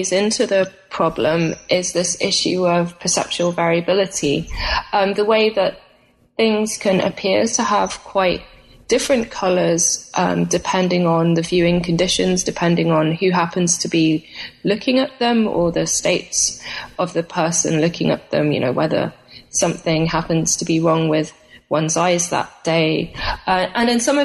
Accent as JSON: {"language": "English", "country": "United Kingdom", "tie": "born or raised there", "moved": "as an adult", "said": "I'm from Britain originally"}